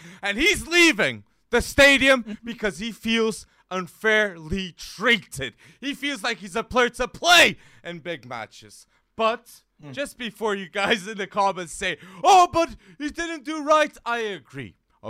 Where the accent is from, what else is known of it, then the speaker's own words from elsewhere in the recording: Lisbon, Portugal; my hometown team here in Lisbon